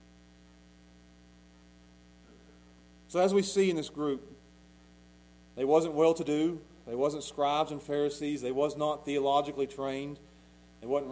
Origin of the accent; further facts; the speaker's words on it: Pound, Virginia, United States; I'm from Pound